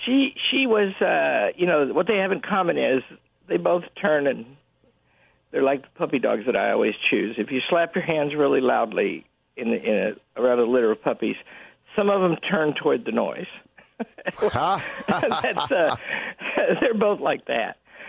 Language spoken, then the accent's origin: English; Yorkshire and the Humber, United Kingdom; Yes, yeah, Sir Alan. And I'm from Yorkshire.